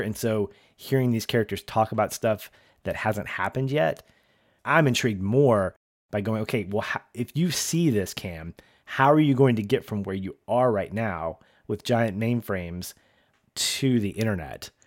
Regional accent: the South, United States; I'm from the South

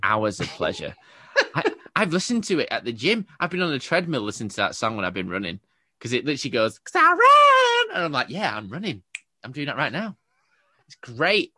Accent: England, United Kingdom; I'm English

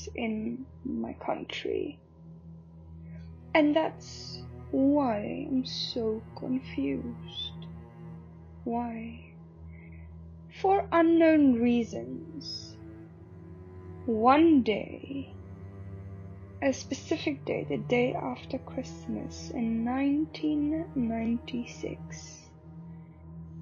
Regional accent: South Africa; moved away; I'm all the way from South Africa

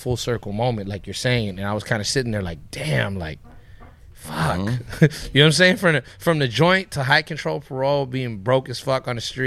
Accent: Ontario, California, United States; also born or lived in Montebello, California; I was born in Montebello, and when I was like 4 or 5 years old, we moved to Ontario

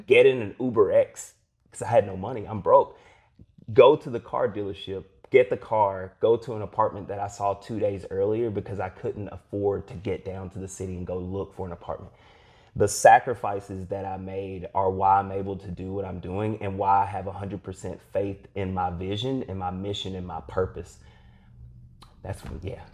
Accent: Eastern Kentucky, United States; growing up in Eastern Kentucky

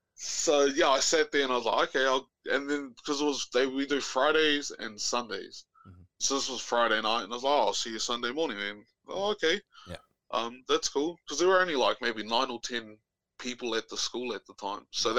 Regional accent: New Zealand; now in Auckland, New Zealand; moved to Auckland. So, I'm not from Auckland

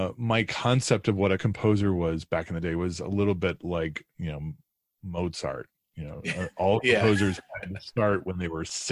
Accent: DeKalb, Illinois, United States; I grew up in Northern Illinois, in DeKalb, Illinois, which is about an hour and a half west of Chicago out in the cornfields.

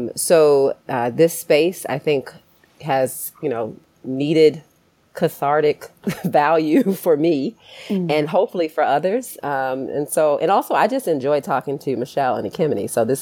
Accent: Baltimore, Maryland, United States; now in Michigan, United States; And I born and raised in Baltimore, Maryland, and live now in the Midwest, but have moved across the country to some different places along the way before I got to Michigan.

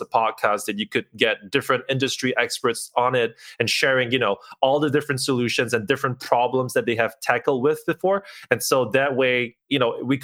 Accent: Singapore; moved away as an adult; now in Kyiv, Ukraine; I'm originally from Singapore. I moved to Kyiv in Ukraine about 3 years ago

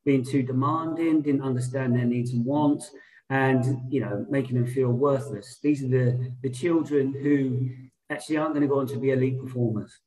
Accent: Portsmouth, South East England, United Kingdom; also born or lived in London; I went back to my hometown as a sports development officer for the local authority, Portsmouth

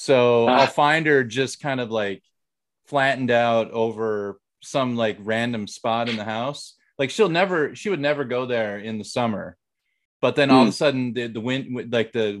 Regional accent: Minnesota, United States; I'm from Minnesota. So I know cold weather

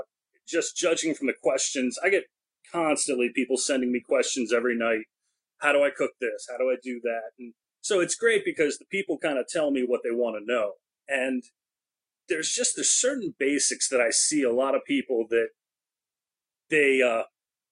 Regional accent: Maryland, United States; I'm an East Coast guy, I'm from Maryland

